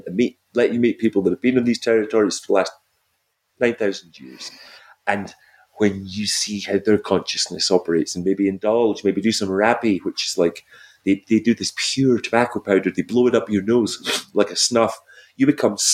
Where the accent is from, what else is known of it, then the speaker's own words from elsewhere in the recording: Scotland, United Kingdom; moved away; I'm a Scottish guy